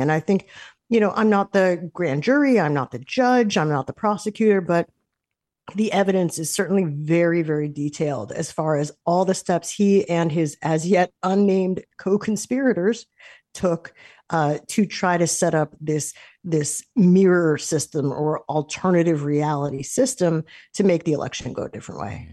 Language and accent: English; United States